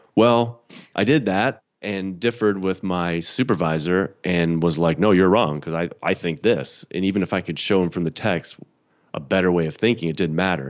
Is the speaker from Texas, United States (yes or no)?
no; Chicago, Illinois, United States; I'm from Chicago. Grew up in the Chicago suburbs.